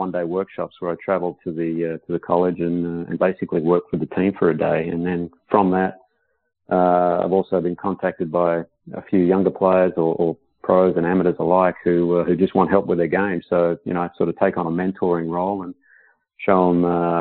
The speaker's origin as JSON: {"language": "English", "town": "Perth", "region": "Western Australia", "country": "Australia", "tie": "born or raised there", "moved": "as an adult", "lives_now": "United States", "said": "it was in my hometown"}